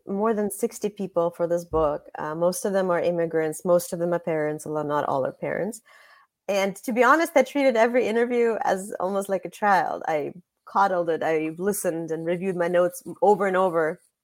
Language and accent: English; Russia; moved away; I was born in Russia